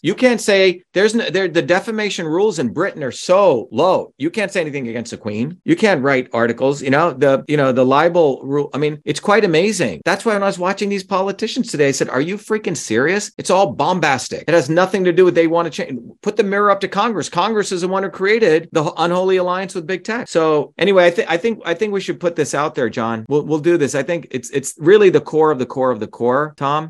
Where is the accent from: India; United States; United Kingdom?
India; moved away; when I was growing up in India in a village, where people, the, the Indian Tamil language does not have a word for my